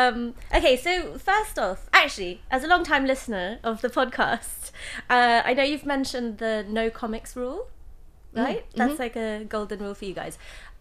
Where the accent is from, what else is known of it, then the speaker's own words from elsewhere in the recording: England, United Kingdom; I'm from Jolly England. Now I'm going to sound the whole time like I'm making up my accent.